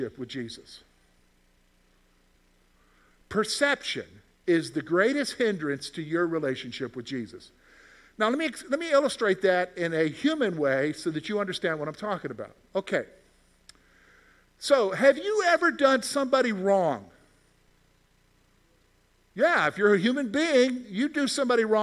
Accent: South Carolina, United States; moved away as an adult; also born or lived in Virginia; now in Pennsylvania, United States; I grew up in South Carolina

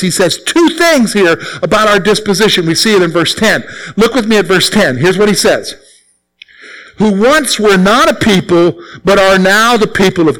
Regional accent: the Carolinas, United States; moved away as an adult; now in Pennsylvania, United States; I'm from the Carolinas, all right? So I'm not from around here. All right, I'm not a Pennsylvania guy. Even though I lived here 17 years

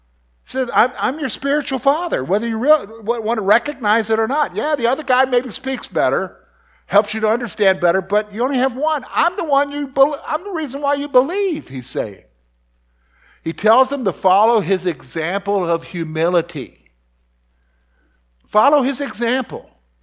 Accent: the Carolinas, United States; in my growing up in the Carolinas, where my daddy would say, go get a switch.

